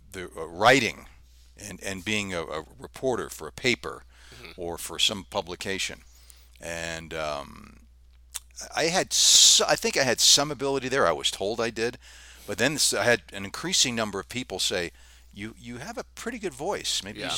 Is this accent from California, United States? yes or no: yes; Los Angeles, California, United States; growing up in Southern California in the Los Angeles area